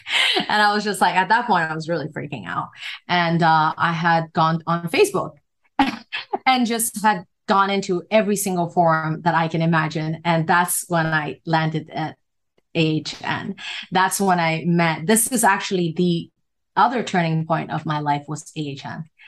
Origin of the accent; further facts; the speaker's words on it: Hong Kong; moved away; also born or lived in United States; I'm from Hong Kong and people in Hong Kong, like they move very fast and the kids are very just street smart